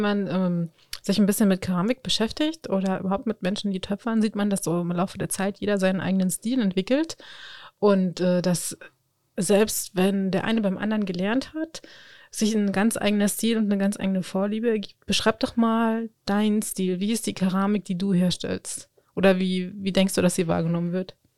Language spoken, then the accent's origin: German; Spreewald, Brandenburg, Germany; moved away; ich komme ja ursprünglich aus dem Spreewald